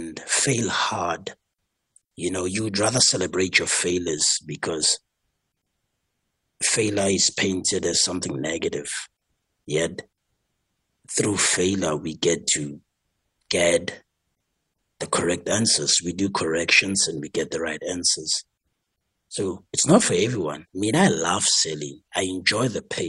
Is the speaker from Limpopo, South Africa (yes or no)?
no; Soweto / Tembisa, Gauteng, South Africa; We come from Soweto, we come from Timbisa and all these places. We come from humble homes.